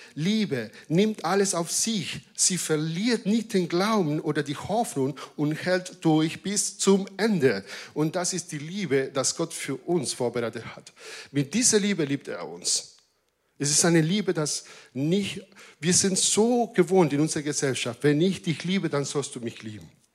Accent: Argentina; German is a second language; now in Germany; als Argentinier

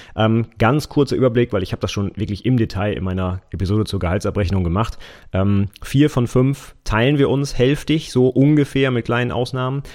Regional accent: Vechta, Lower Saxony, Germany; in meinem Heimatort

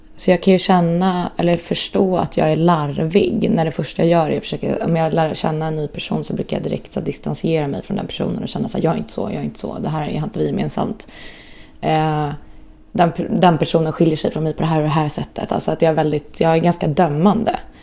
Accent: Stockholm, Stockholm County, Sweden; also born or lived in Östermalm, Stockholm; jag är uppväxt i Skarpnäck och flyttade därifrån, hade det jättebra där. Men flyttade därifrån när jag var, jag kommer inte riktigt ihåg, det var väl när jag var 9-10. In till stan

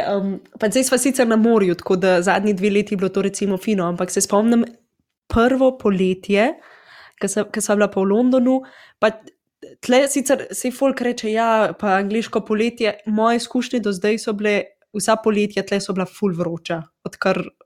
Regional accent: Slovenia; moved away; also born or lived in England; Slovenci smo

